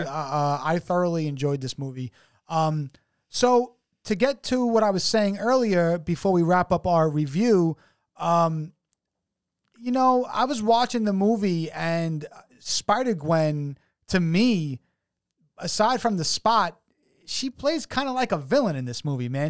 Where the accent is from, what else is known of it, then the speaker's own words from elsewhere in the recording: New York City, New York, United States; We come from New York City